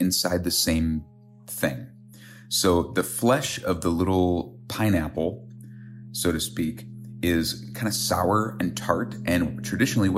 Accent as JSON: {"language": "English", "region": "Minnesota", "country": "United States", "moved": "yes", "lives_now": "Wisconsin, United States", "said": "I'm a chef from Minnesota"}